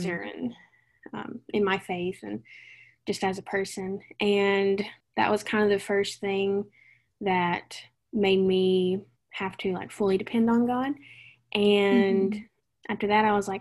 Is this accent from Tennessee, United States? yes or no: yes; Jamestown, Tennessee, United States; moved away as an adult; also born or lived in Nashville, Tennessee / Coastal Carolina University, South Carolina; I was born in Nashville, raised in Jamestown, little bitty town in the middle of nowhere in Tennessee